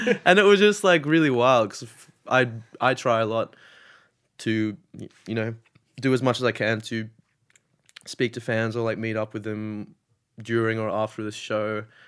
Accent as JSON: {"language": "English", "town": "Sydney", "region": "New South Wales", "country": "Australia", "tie": "born or raised there", "said": "I grew up in Sydney or I'm from Sydney."}